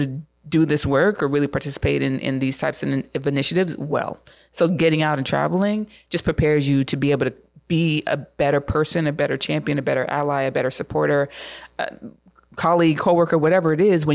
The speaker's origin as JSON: {"language": "English", "country": "United States", "said": "I'm an American"}